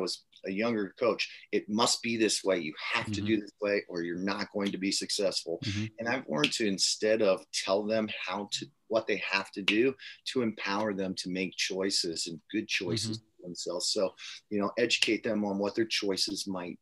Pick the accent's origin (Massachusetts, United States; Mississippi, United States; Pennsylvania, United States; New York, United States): Pennsylvania, United States; Harrisburg; now in Warrenton, United States; I'm from Harrisburg, Pennsylvania